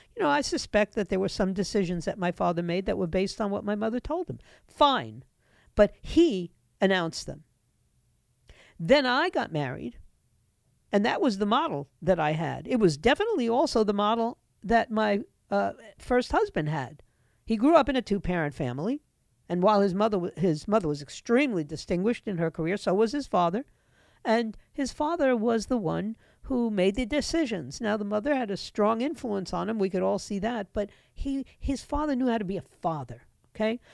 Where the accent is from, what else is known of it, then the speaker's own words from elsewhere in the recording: United States; this country, which I grew up